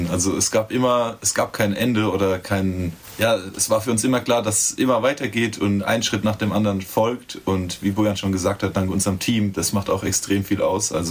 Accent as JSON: {"language": "German", "town": "Schifferstadt", "region": "Rhineland-Palatinate", "country": "Germany", "said": "Also wir kommen beide aus Schifferstadt und hatten, wie gesagt, nie so viel miteinander zu tun"}